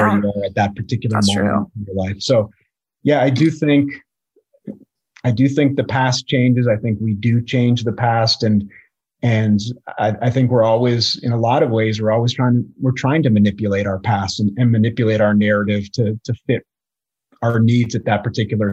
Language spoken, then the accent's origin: English; Boulder, Colorado, United States; also born or lived in Midwest / Oregon / New York City / Longmont, Colorado; I grew up in Colorado. I grew up in Boulder.